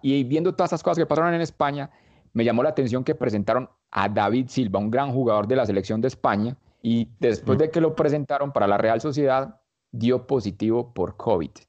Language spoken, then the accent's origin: Spanish; Colombia; como decimos acá en Colombia